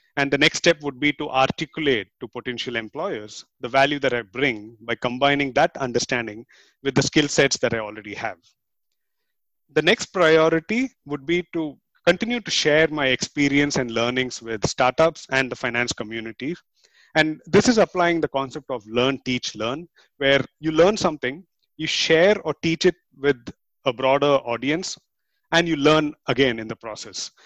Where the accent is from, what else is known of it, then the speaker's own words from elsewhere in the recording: India; moved away as an adult; now in Singapore; I'm from India and I've been living in Singapore for the past 10 years